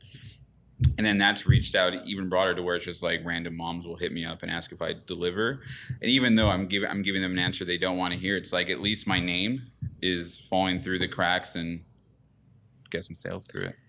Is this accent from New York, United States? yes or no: no; Ontario, California, United States; I grew up in Ontario